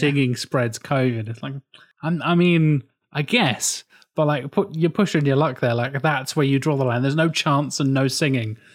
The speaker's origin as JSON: {"language": "English", "region": "England", "country": "United Kingdom", "said": "I'm English."}